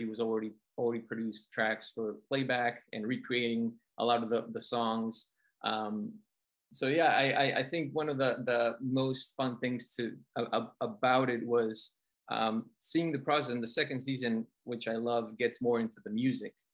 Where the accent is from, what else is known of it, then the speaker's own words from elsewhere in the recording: Colombia; moved away; growing up in Colombia